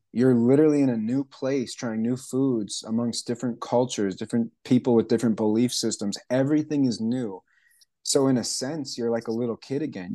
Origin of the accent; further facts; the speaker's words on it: Canada; moved away as an adult; also born or lived in Hawaii / Alaska / Indonesia; now in Asheville, United States; I was born and raised in Canada. I left there when I was about nineteen